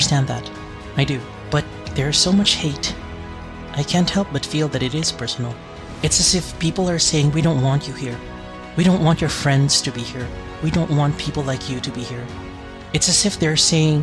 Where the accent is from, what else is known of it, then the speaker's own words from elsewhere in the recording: Philippines; moved away as an adult; now in United States; from the Philippines. I am an international student